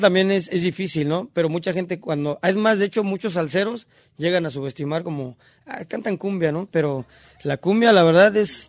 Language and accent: Spanish; Los Reyes La Paz, State of Mexico, Mexico; yo soy del Estado de México. De, este, de un municipio que se llama Los Reyes La Paz